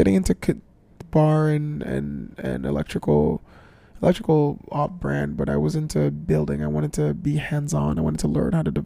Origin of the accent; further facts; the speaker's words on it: Jamaica; being a Jamaican